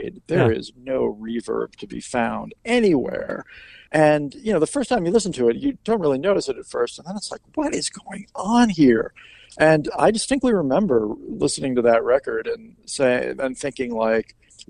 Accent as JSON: {"language": "English", "town": "Washington", "country": "United States", "also_born_or_lived": "Virginia", "lives_now": "Northern Virginia, United States", "said": "I am from the Washington area. I went to school in Virginia. I moved back to Northern Virginia after I graduated"}